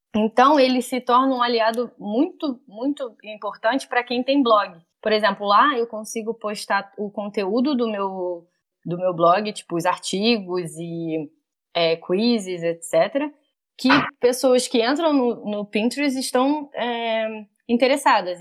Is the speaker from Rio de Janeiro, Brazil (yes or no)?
yes; Rio de Janeiro, Brazil; eu sou do Rio